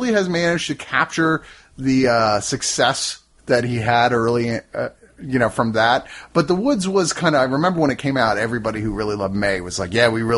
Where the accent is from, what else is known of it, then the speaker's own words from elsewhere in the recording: Virginia, United States; I grew up in Virginia